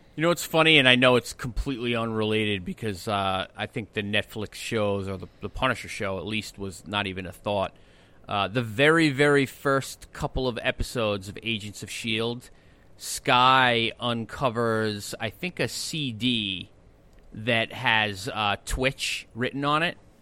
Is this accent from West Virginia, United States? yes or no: no; Long Island, New York, United States; I grew up on Long Island